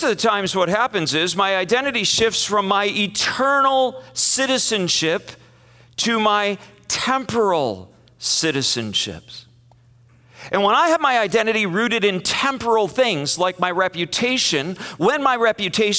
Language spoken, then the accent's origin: English; United States; it betrayed us as American Christians